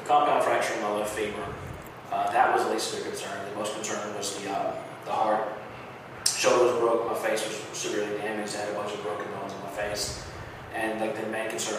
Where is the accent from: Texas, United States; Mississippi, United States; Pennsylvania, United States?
Mississippi, United States; where I'm from in Mississippi